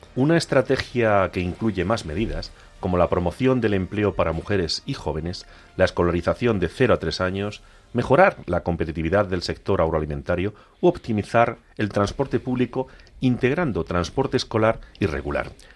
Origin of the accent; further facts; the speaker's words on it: Agudo, Castilla-La Mancha, Spain; mi pueblo agudo está en las lindes de Badajoz